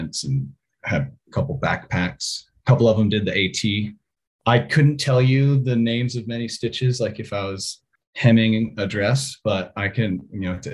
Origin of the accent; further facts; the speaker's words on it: Durham, North Carolina, United States; moved away as an adult; also born or lived in New England; now in Jackson, United States; I grew up my whole kind of childhood in Durham, North Carolina